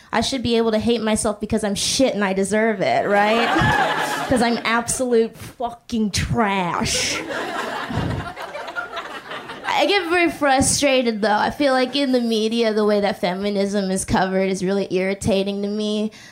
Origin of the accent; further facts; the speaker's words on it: Boston, Massachusetts, United States; now in New York, United States; I'm originally from Boston